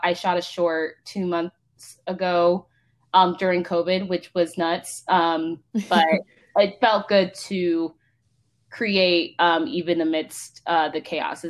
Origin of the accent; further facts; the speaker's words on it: Palo Alto, California, United States; grew up in basically Palo Alto, Mountain View.